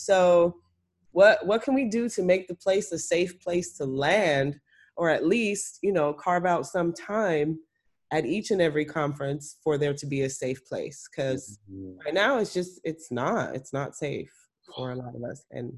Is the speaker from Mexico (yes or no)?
no; Trinidad & Tobago; Also, I'm Trinidadian.